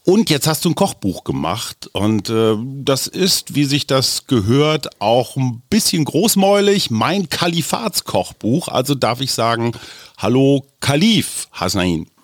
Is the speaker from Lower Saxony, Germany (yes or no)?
yes; Oldenburg area, Lower Saxony, Germany; Ich komme aus der Gegend